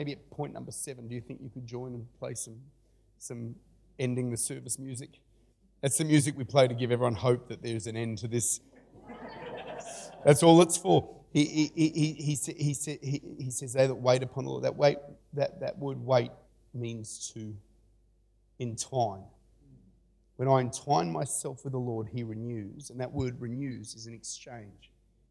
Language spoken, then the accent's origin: English; Australia; I'm an Aussie